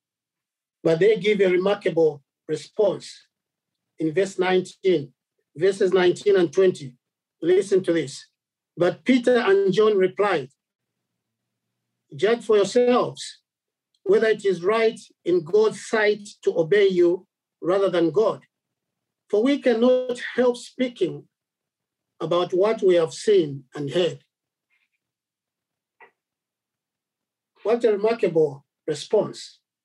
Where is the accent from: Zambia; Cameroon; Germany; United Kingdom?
Zambia; I come from Zambia, and we are different, you know, there are different tribes there